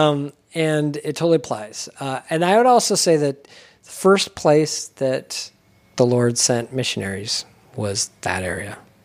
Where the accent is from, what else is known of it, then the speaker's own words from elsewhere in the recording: California, United States; moved away; also born or lived in Ogden, Utah / St. George, Utah; So I was born in Ogden but raised in California. I was one years old.